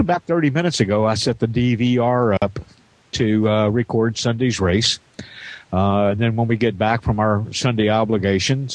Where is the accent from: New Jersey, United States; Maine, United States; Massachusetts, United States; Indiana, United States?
Indiana, United States; southern; I grew up on the southern end of the state down near the Ohio